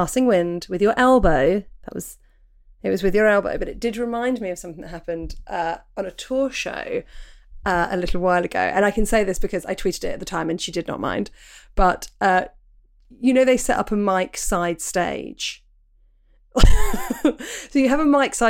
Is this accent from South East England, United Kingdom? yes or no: yes; Portsmouth, South East England, United Kingdom; moved away; when I was growing up in Portsmouth, you don't really get the snow there.